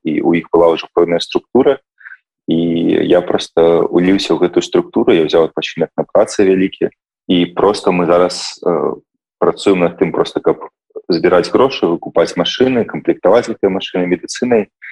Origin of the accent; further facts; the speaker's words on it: Belarus; now in Netherlands; я як беларус